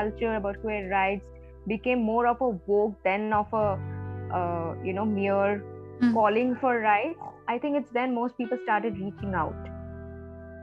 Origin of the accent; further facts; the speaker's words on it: Siliguri, West Bengal, India; moved away as an adult; also born or lived in Kolkata; So I belong from a very small town, Siliguri, in North Bengal